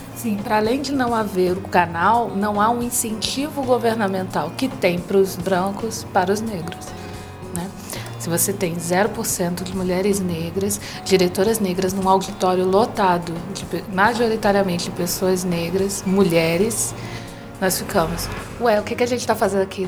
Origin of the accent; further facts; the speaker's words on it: Brazil; sou brasileira, negra